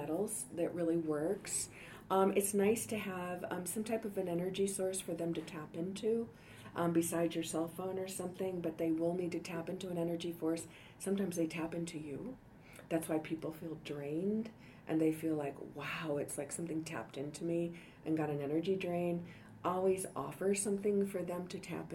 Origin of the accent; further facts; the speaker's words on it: Detroit, Michigan, United States; now in Denver, United States; I grew up in Detroit